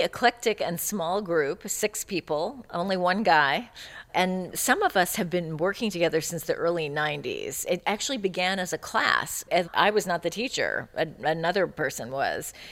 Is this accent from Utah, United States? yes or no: no; California, United States; also born or lived in Chicago; I grew up in California in the 70s